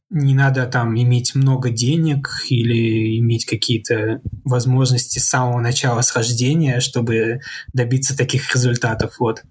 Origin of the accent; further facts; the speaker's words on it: Saint Petersburg, Russia; я вообще родом из Санкт-Петербурга